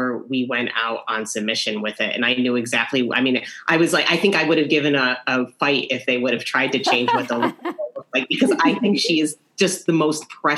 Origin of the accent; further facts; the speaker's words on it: New York, United States; To me, that is what the spirit of being a New Yorker is all about, is these shared experiences with people that you don't even know.